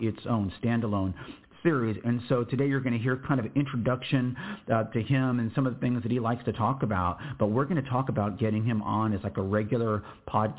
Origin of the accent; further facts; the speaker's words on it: United States; as an American